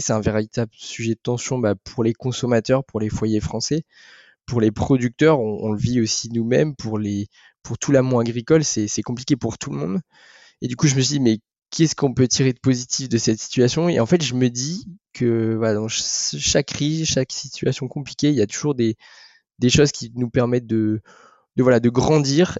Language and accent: French; the North, Hauts-de-France, France; je suis originaire du Nord